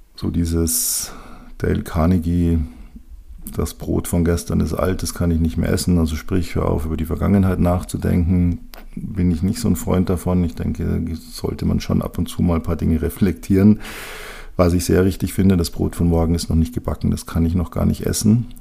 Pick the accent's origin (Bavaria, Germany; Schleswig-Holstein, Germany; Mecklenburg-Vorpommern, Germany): Bavaria, Germany; bei uns in Bayern